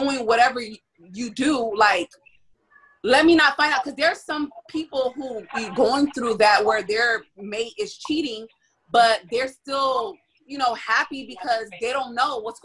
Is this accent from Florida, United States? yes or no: yes; Miami, Florida, United States; I'm from Miami